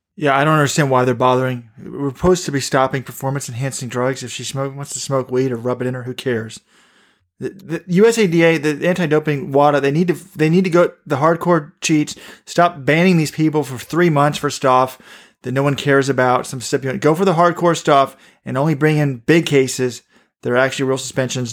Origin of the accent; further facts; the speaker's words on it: Baltimore, Maryland, United States; in the Baltimore Sun, my hometown paper.